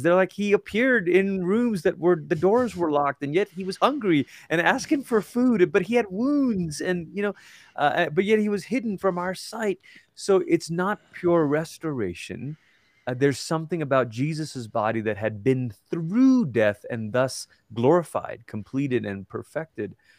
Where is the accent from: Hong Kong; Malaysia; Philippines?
Malaysia; now in Colorado Springs, United States; I'm from Malaysia, and it's where I grew up